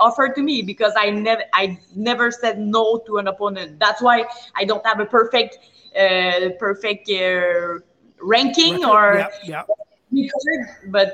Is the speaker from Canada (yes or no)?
yes; Maniwaki, Quebec, Canada; also born or lived in Montreal; I'm Métis autochtone from Maniwaki